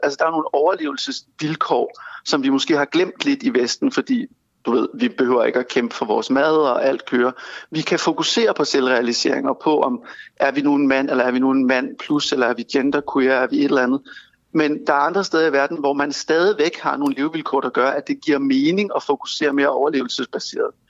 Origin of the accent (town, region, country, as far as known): Denmark